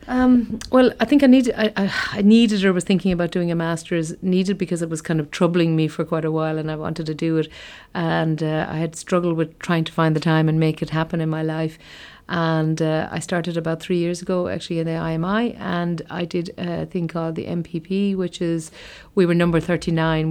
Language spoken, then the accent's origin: English; County Limerick, Munster, Ireland; I grew up in County Limerick. I'm from a place called, uh, Brough in County Limerick